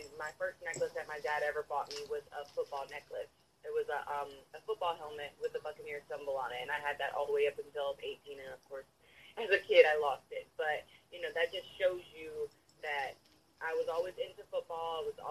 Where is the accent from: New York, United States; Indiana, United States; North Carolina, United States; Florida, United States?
Florida, United States; Tampa; also born or lived in San Antonio / Houston; From Houston, Texas. So I was born in San Antonio. My whole family is based out of Houston. I'm a military brat, so I've moved here, there, and But most of my life, I grew up in Tampa, but I would, my heart is with Houston.